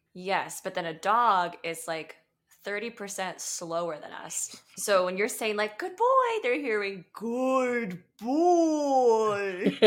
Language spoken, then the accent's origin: English; Atlanta, Georgia, United States; now in California, United States; I grew up in Atlanta